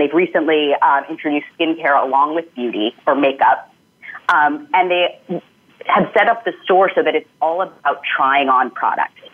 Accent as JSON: {"language": "English", "region": "New York", "country": "United States", "said": "as a New Yorker"}